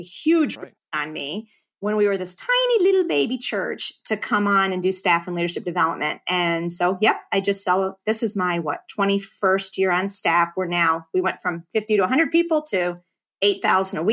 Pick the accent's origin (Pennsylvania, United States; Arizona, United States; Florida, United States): Pennsylvania, United States; northeastern; moved away as an adult; also born or lived in Philadelphia, Pennsylvania; now in St. Louis, United States; I'm a Philly girl. Mm-hmm. Born in Philly, raised in northeastern Pennsylvania